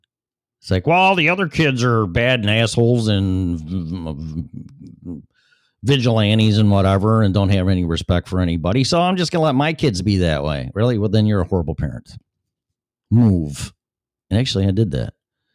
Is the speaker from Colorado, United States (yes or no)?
yes; Colorado, United States; That's the reason why I'm in Florida from Colorado. I was perfectly fine and content in Colorado until my employer, nothing on them, because all the businesses shut down.